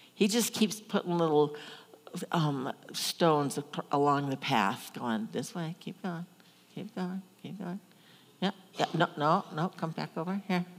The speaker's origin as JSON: {"language": "English", "town": "Omaha", "region": "Nebraska", "country": "United States", "tie": "born or raised there", "said": "I grew up in Omaha, big city, but my grandparents had a farm."}